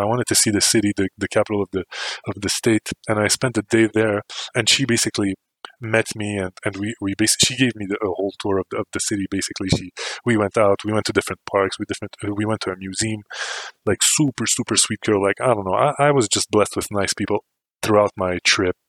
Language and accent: English; Canada; me too